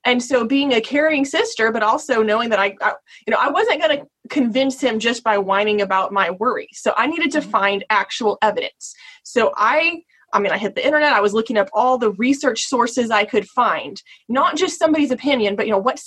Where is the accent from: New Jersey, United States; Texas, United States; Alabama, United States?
Texas, United States; I grew up in Texas